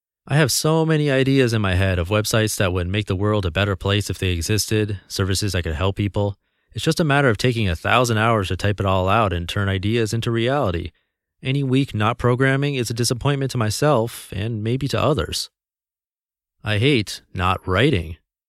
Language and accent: English; California, United States; I was born in California and grew up with what I felt was a normal upbringing with normal values.